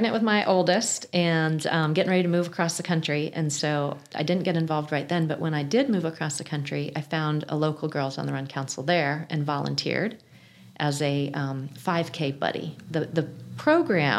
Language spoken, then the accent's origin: English; Indiana, United States; moved away as an adult; also born or lived in Grand Rapids, Michigan / Flagstaff, Arizona; I'm from Indiana originally, but had moved away.